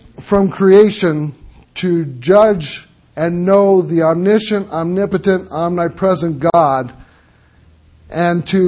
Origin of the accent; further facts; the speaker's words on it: Missouri, United States; I'm from Missouri, the state of misery. I was born there